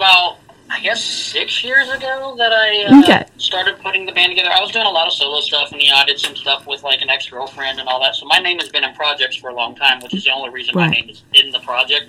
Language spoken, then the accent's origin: English; Houston, Texas, United States; also born or lived in Florida / Iowa; I'm from Houston, so we were in transition. I was born in Florida. We moved up to Iowa and then went down to Texas.